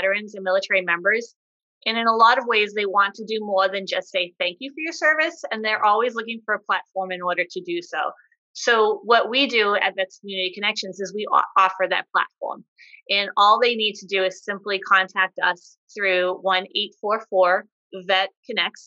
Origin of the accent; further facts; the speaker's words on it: Massachusetts, United States; moved away as an adult; also born or lived in Hawaii / Kodiak, Alaska; now in San Diego, United States; Massachusetts, which is my hometown area